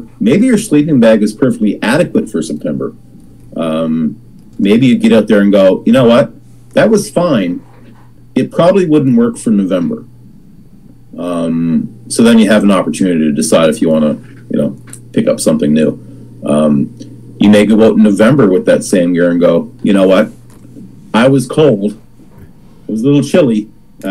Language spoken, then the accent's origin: English; Nova Scotia, Canada; born and raised in Nova Scotia